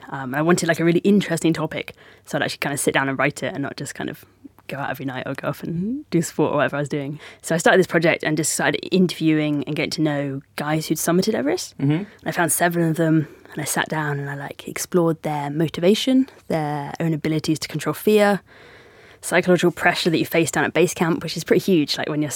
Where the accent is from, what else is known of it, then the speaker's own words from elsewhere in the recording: Devon, South West England, United Kingdom; I grew up in Devon, like right on the south coast of Devon, like probably as far from any mountains as you can get in the UK.